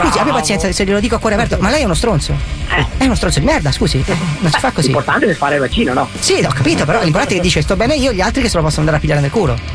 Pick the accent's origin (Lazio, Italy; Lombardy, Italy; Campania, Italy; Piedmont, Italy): Lazio, Italy; Rome; Io personalmente sono romano.